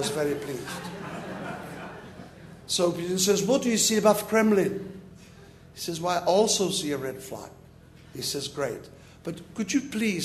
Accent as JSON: {"language": "English", "region": "Prague", "country": "Czechia", "tie": "born or raised there", "second_language": "English", "moved": "yes", "said": "I was born in Prague, in communist country. I was forbidden education"}